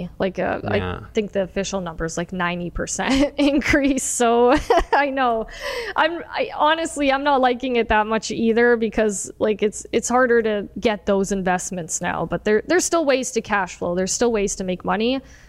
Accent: Windsor, Ontario, Canada; Born and raised in Windsor.

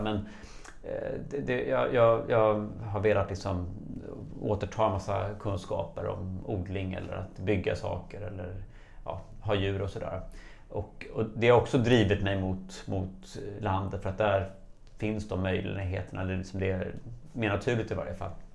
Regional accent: Stockholm, Stockholm County, Sweden; moved away as an adult; now in Dalarna, Sweden; nyligen flyttat ifrån eh, min födelsestad Stockholm till en liten by i Dalarna

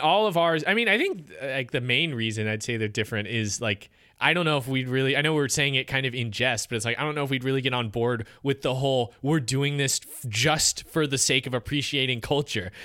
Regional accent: United States; as an American

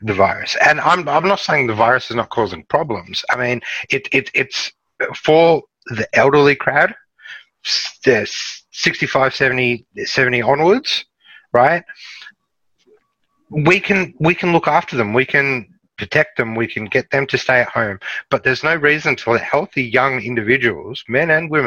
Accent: Melbourne, Victoria, Australia; I'm from Melbourne

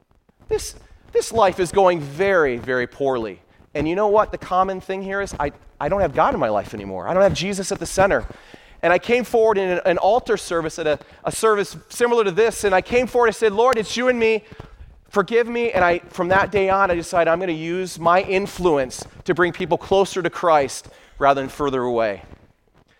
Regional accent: Michigan, United States; I was born and raised in Michigan.

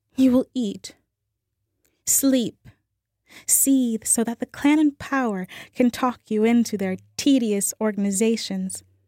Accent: New Orleans, Louisiana, United States; I'm from New Orleans

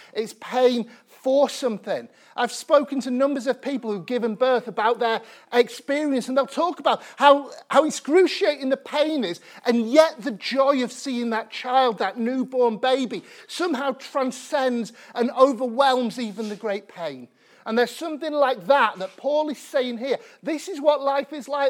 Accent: Sheffield, Yorkshire and the Humber, United Kingdom; I grew up in Sheffield in the nineteen nineties

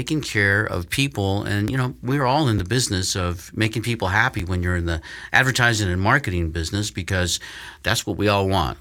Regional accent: Colorado, United States; my home state, Colorado

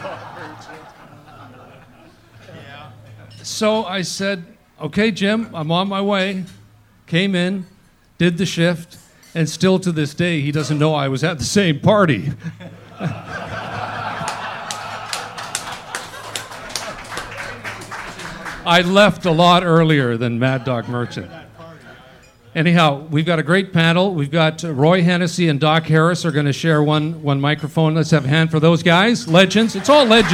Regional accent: Vancouver, British Columbia, Canada; I grew up in Vancouver

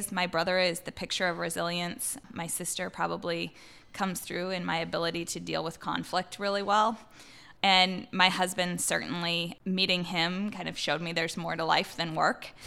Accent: Midwest, United States; I mean, family, especially growing up in the Midwest, family's always important

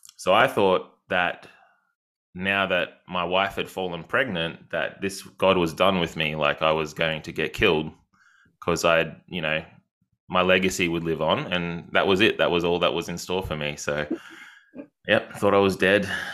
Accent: Yarram, Victoria, Australia; I'm from a tiny place called Yarram

